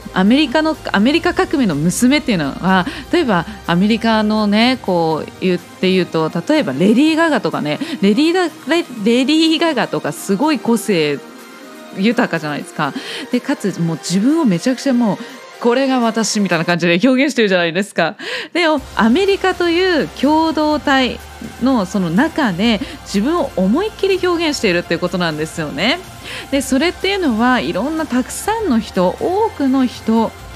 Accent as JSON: {"language": "Japanese", "country": "Japan", "said": "私たち日本という国が"}